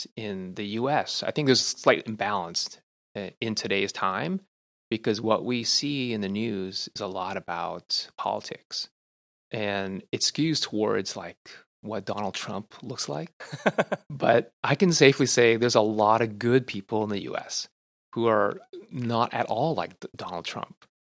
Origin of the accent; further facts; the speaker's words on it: Canada; also born or lived in Hong Kong; now in United States; And I can say, oh, I'm from Hong Kong because I was born there, but I could say I'm from the U.S. because I live there, but I typically say I'm Canadian.